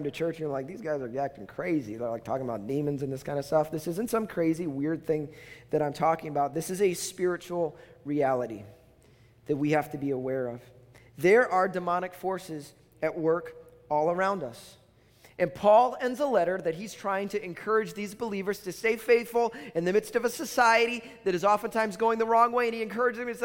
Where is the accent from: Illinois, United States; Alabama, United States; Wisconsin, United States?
Illinois, United States; Chicago; now in Minnesota, United States; I'm from Chicago